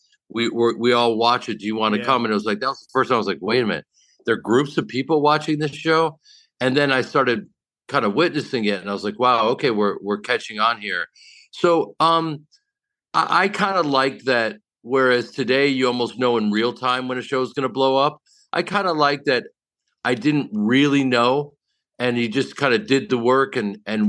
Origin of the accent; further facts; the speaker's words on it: Evanston, Illinois, United States; accent: Chicago; moved away; I'm from Evanston, which is about a stone's throw from Chicago.